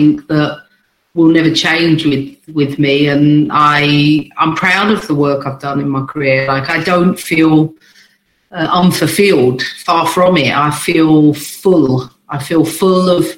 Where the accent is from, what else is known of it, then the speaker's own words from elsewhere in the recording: England, United Kingdom; moved away as an adult; also born or lived in United States; I was born in the UK, but I was definitely made in America